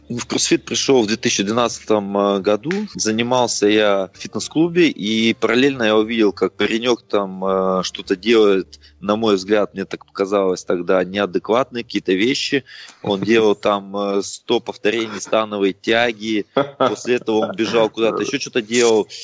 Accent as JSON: {"language": "Russian", "country": "Russia", "tie": "born or raised there", "said": "Родился в России"}